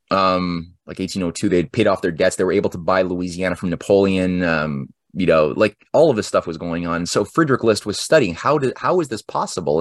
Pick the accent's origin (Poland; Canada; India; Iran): Canada; I'm a Canadian. So we don't learn any, we don't learn about any of this stuff in Canadian history